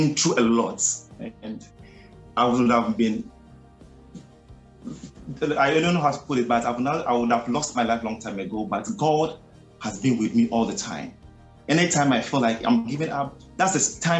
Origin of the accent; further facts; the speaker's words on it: Ghana; from Ghana, the western part of Africa to be precise. I grew up in a large family